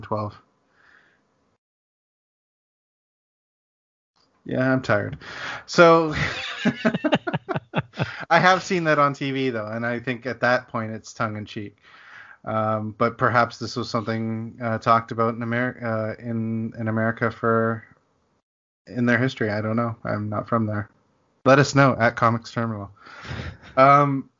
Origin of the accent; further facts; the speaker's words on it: Canada; as a Canadian